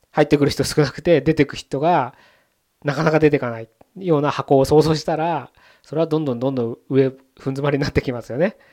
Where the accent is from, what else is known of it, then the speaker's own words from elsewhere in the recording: Japan; 自分の母国